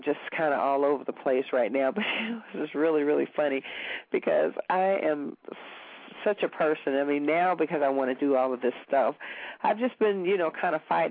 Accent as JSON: {"language": "English", "region": "Kentucky", "country": "United States", "said": "I'm from Kentucky."}